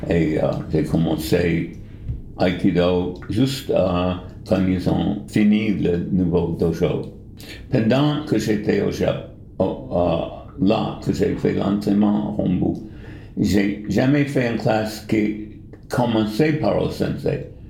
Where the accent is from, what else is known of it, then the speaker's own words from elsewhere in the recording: New York, United States; French is a second language; moved away as an adult; also born or lived in India / Japan; now in Bern, Switzerland; Je suis américain, né à New York, et euh, j'ai passé les premiers 30 ans de ma vie à New York, de ville de New York. Et après, je suis allé en, à l'Inde. Et après l'Inde, je suis allé au Japon